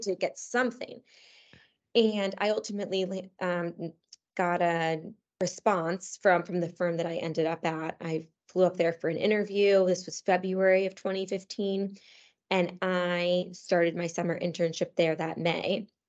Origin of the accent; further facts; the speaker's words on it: Cheshire, Connecticut, United States; moved away as an adult; also born or lived in New York; I grew up in Cheshire, Connecticut, which is, um, a fairly small town in central Connecticut